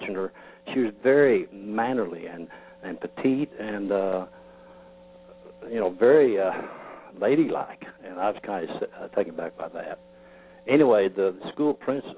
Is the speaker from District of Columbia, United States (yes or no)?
no; Mansfield, Missouri, United States; I grew up in the Mansfield area. Matter of fact, the family farm I grew up on is just about 5 miles east away the crow flies from Rocky Ridge.